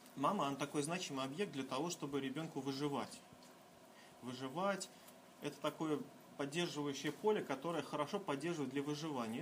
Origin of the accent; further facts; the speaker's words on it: Kaliningrad, Kaliningrad Oblast, Russia; Я из Калининграда